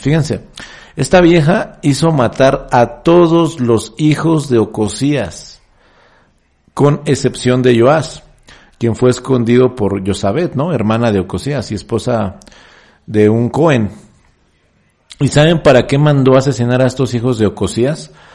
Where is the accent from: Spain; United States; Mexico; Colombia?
Mexico; En mi país, en México